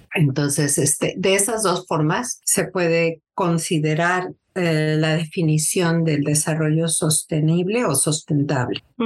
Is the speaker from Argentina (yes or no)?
no; Mexico City, Mexico; moved away as an adult; also born or lived in Seattle, Washington, United States; now in United States; yo nací en la Ciudad de México. Me vine a los Estados Unidos en 1993.